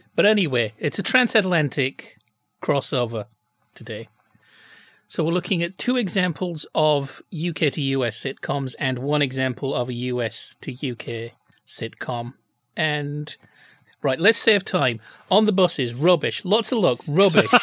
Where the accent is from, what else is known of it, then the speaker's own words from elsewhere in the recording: United Kingdom; now in United States; I'm still a British citizen